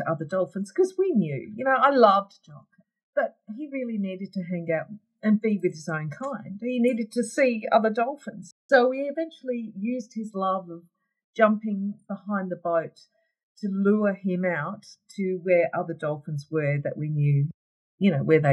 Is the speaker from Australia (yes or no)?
yes; Australia; my hometown